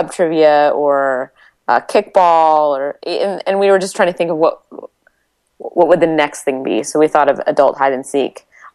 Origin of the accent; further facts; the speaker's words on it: Washington, United States; I grew up in Washington State